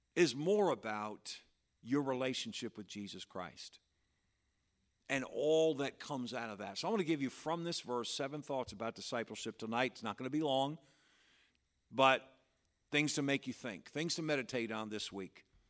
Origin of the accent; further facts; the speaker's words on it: Patterson, New York, United States; that's the church where I grew up